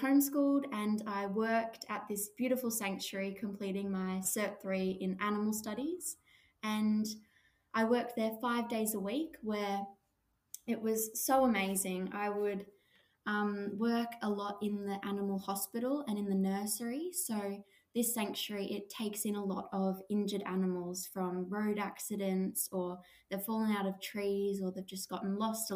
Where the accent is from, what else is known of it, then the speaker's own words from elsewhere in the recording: Australia; I started working at a beautiful koala and wildlife sanctuary just near my hometown, just a 10-minute drive away.